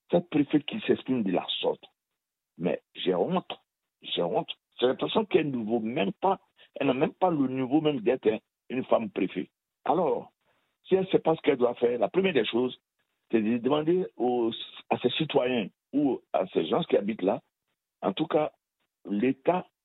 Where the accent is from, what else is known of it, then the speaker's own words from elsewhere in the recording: Côte d’Ivoire; je suis ivoirien